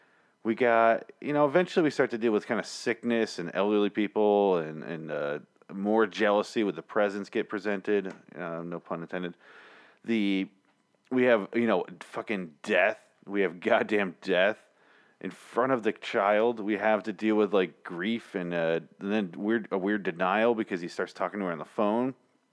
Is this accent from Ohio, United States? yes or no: yes; Cincinnati, Ohio, United States; I'm from Cincinnati.